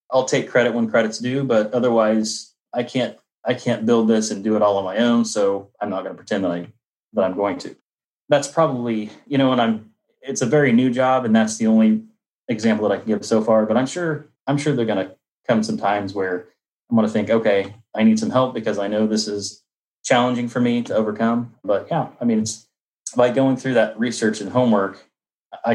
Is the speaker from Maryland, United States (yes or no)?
no; Indianapolis, Indiana, United States; I'm from Indianapolis, Indiana